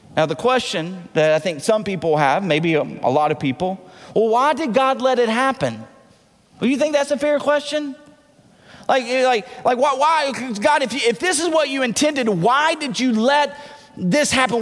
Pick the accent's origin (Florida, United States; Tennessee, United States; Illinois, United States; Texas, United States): Tennessee, United States; accent: southern; moved away; I know I don't say it right because I'm from Tennessee.